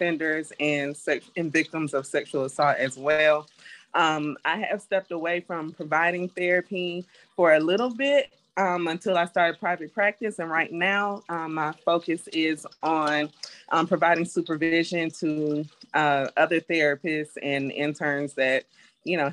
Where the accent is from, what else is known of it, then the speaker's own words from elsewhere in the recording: Decatur, Georgia, United States; also born or lived in Riverdale, Georgia; I too am originally from Georgia. I was born in Riverdale, but I was raised in Decatur